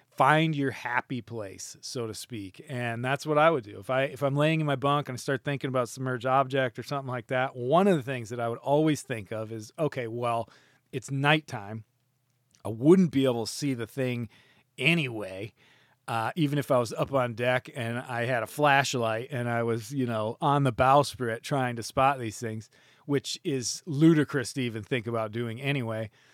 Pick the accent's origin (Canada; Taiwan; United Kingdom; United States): United States; I could just go back to my home country